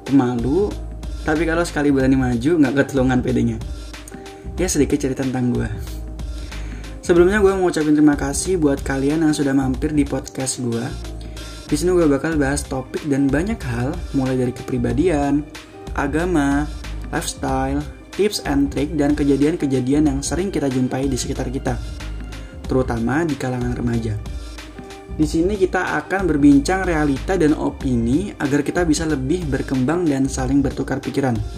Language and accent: Indonesian; Batam, Riau Islands, Indonesia; born there; now in Semarang, Indonesia; Gue kelahiran Batam tahun 2001 Berarti saat gue buat podcast ini Gue berumur 19 tahun Saatnya gue kuliah di salah satu perguruan tinggi di Jawa Tengah Yaitu tepatnya di kota Semarang